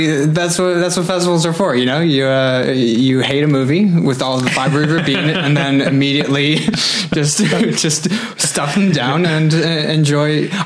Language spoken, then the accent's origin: English; Elgin, Illinois, United States; moved away as an adult; now in Los Angeles, United States; I grew up in Elgin, Illinois, which is about 40 miles northwest of Chicago.